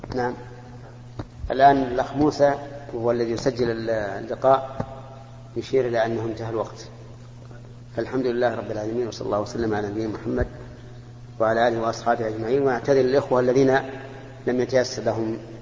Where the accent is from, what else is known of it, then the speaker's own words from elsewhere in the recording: Mecca, Makkah Province, Saudi Arabia; أنا من أهل مكة المكرمة ومتزوج من مكة وأقطن مكة